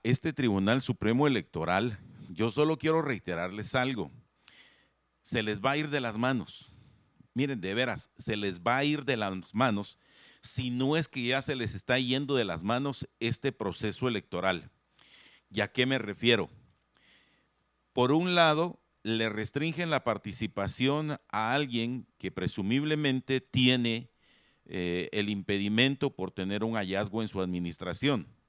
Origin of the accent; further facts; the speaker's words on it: Guatemala; como buenos guatemaltecos